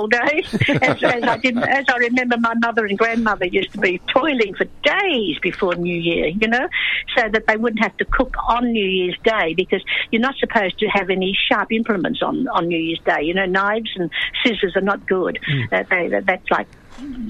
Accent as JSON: {"language": "English", "country": "Australia", "tie": "born or raised there", "also_born_or_lived": "China", "first_language": "English"}